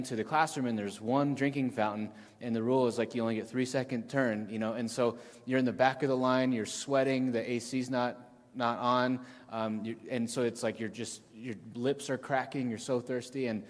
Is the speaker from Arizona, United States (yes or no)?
yes; the Valley, Arizona, United States; I grew up in the Valley